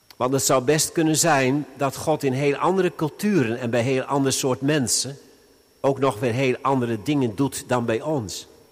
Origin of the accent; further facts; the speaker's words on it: Veluwe, Gelderland, Netherlands; bij ons op de Veluwe.